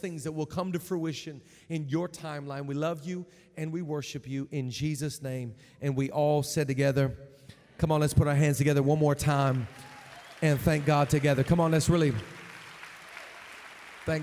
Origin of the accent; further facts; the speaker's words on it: Seattle, Washington, United States; I'm from Seattle